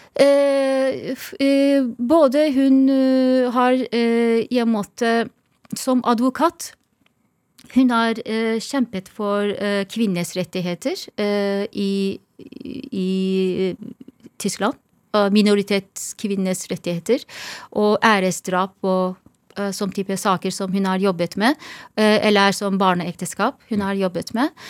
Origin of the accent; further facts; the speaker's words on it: Izmir, Turkey; Norwegian is a second language; also born or lived in Istanbul; now in Norway; Jeg er oppvokst i Izmir og Istanbul. To steder.